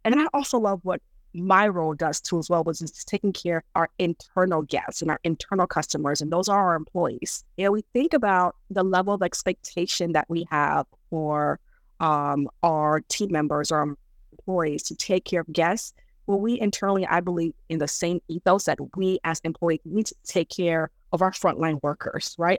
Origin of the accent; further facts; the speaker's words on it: United States; English is a second language; also born or lived in Dar es Salaam, Tanzania / New York, United States; have grown up here, educated here